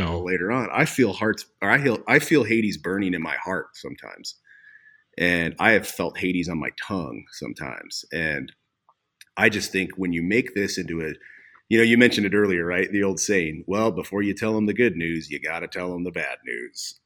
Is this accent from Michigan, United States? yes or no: no; Havre, Montana, United States; also born or lived in Coeur d'Alene, Idaho / Missoula, Montana; I grew up in Haver, Montana, on the High Line